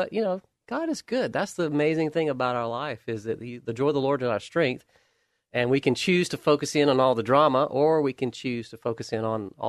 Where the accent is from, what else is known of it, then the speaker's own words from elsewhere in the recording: the South, United States; I grew up in the South. I understood the context of Alabama and Georgia and the struggles and challenges.